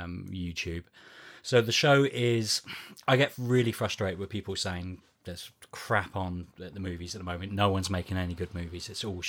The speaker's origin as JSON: {"language": "English", "country": "New Zealand", "tie": "born or raised there", "said": "I didn't know who he was because I grew up in New Zealand."}